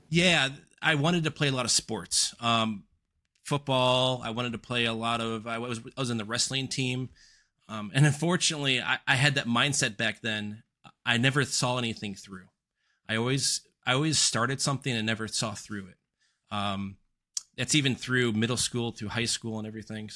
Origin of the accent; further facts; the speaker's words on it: suburbs just west of Chicago, Northern Illinois, United States; I was raised in Northern Illinois, uh, suburbs just west of Chicago